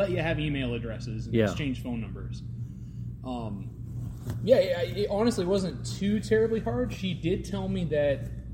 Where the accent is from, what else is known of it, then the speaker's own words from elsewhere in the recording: Centralia, Illinois, United States; also born or lived in Salem, Illinois; I'm from Illinois